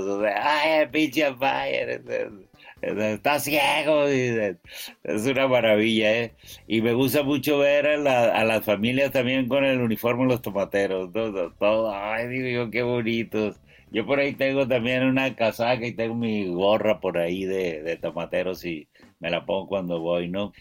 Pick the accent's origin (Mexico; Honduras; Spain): Mexico; yo soy mexicano y soy prieto